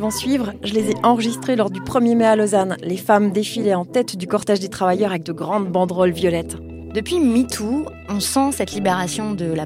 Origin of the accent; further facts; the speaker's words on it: France; Je suis suissesse, enfin je suis binationale, c'est comme ça qu'on dit en Suisse, puisque j'ai grandi en France.